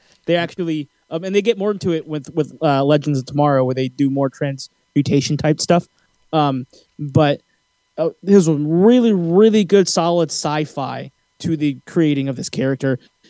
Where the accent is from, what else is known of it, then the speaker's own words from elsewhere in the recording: Philippines; the prince in Brandy's Cinderella is Filipino, and I'm Filipino, so I had to do it.